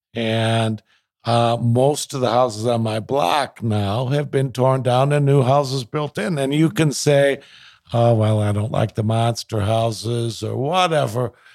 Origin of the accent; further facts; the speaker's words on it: Minneapolis, Minnesota, United States; also born or lived in Edina, Minnesota; I grew up in South Minneapolis